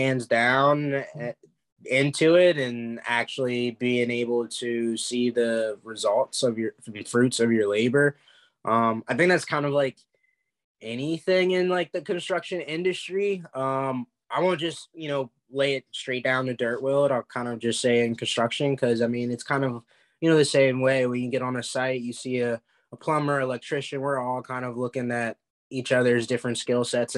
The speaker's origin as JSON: {"language": "English", "region": "Maryland", "country": "United States", "said": "I'm from Maryland."}